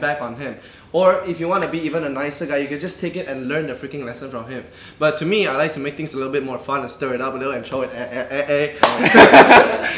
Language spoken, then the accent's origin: English; Malaysia; me being more Malaysian than you guys